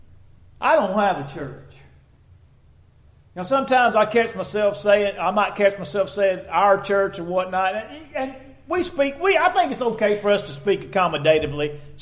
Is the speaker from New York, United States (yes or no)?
no; Dexter, Missouri, United States; growing up in Dexter, Missouri